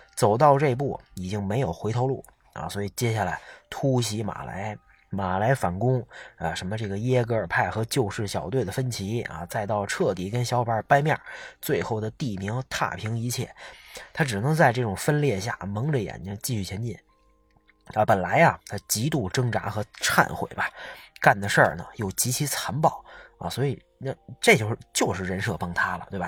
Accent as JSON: {"language": "Chinese", "country": "China", "said": "作为中国人"}